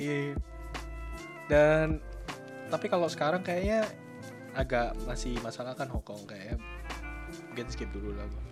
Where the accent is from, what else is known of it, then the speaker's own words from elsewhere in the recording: Central Java, Indonesia; gue kan orang Jawa Tengah